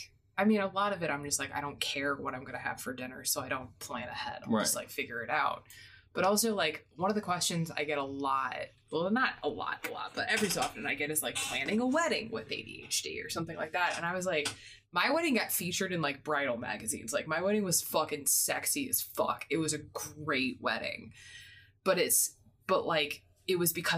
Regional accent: Midwest, United States; I grew up in the Midwest where, like, you always had to drive 20 minutes for everything

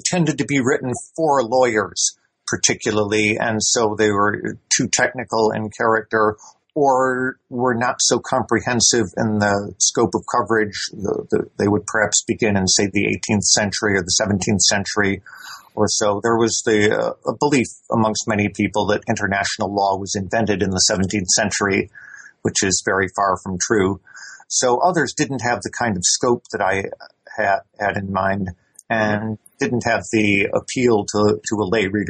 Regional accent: United States; now in Edinburgh, United Kingdom; I am an American national, though I have been living here in Britain since the late 1970s, and I've been teaching here at the University of Edinburgh since 1983 in international law.

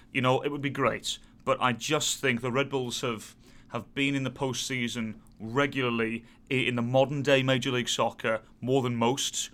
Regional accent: England, United Kingdom; us being very British

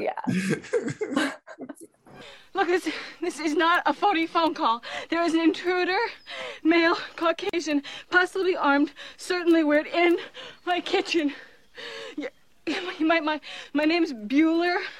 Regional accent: Midwest, United States; us Midwesterners

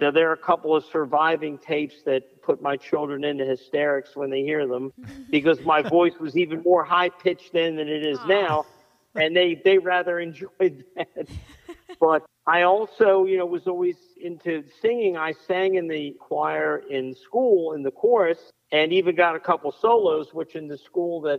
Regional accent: Silver Spring, Maryland, United States; also born or lived in Washington, D.C.; I was born here in D.C., although when I was about four, we moved out to Montgomery County. We lived in a town called Silver Spring, Maryland, which is a stone's throw from the district line.

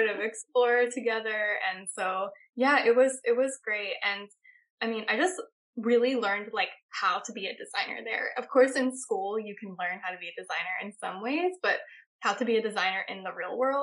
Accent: Pennsylvania, United States; moved away as an adult; now in New York, United States; growing up in Pennsylvania

